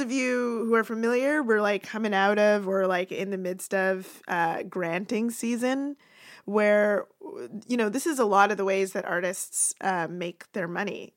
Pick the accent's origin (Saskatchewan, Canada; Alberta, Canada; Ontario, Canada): Ontario, Canada; Toronto; where I grew up in Toronto